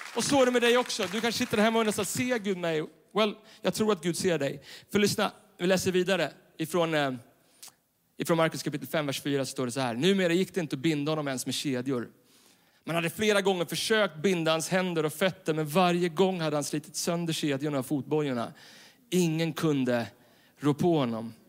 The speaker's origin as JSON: {"language": "Swedish", "town": "Stockholm", "region": "Stockholm County", "country": "Sweden", "tie": "born or raised there", "said": "Jag är uppvuxen i Stockholm city bland betong och neonskyltar."}